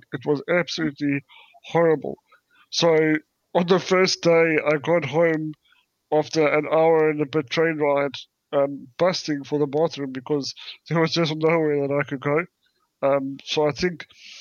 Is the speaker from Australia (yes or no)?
no; South Africa; now in United Kingdom; I come from South Africa